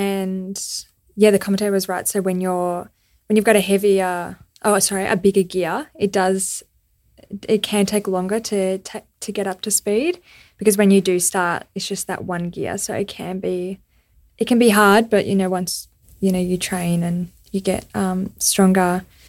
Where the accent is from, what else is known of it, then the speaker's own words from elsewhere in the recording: Australia; I explained, oh, I'm an Australian cyclist, I've got cerebral palsy